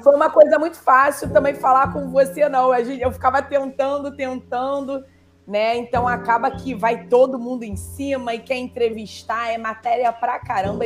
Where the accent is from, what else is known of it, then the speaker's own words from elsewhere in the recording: Brazil; also born or lived in Rio de Janeiro; como brasileira